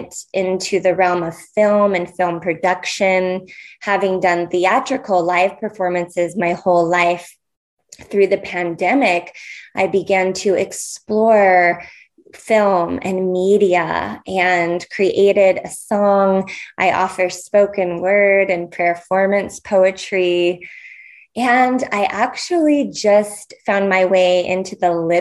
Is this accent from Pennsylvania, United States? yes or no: no; California, United States; now in Portland, United States; I'm born and raised in California